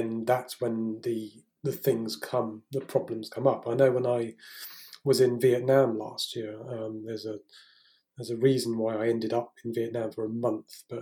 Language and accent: English; Salisbury, South West England, United Kingdom; moved away as an adult; now in France; I'm English. So, you know, at the moment, I'm currently sat in my father's house in southern England, back in Salisbury.